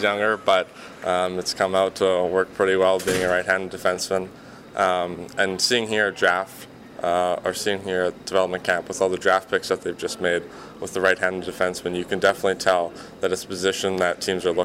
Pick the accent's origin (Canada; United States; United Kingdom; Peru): Canada; moved away; as a Canadian coming down here